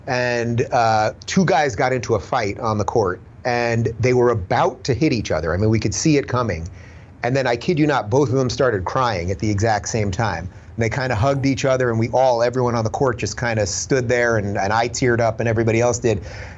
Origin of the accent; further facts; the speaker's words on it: Long Island, New York, United States; also born or lived in Brooklyn; I'm from New York originally, born in Brooklyn, grew up in Long Island, had a lot of family living in New York City at the time.